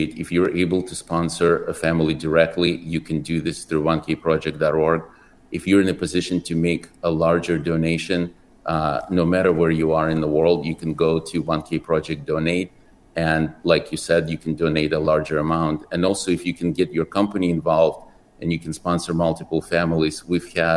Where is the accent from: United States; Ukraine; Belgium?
Ukraine; moved away; I was born in Ukraine